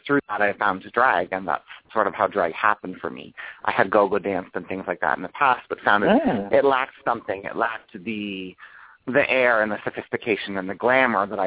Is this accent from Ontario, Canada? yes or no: yes; Newmarket, Ontario, Canada; moved away; also born or lived in Toronto / Las Vegas; I'm originally from Toronto, Canada. I grew up just outside of the city, probably 30 minutes away in a small town called Newmarket.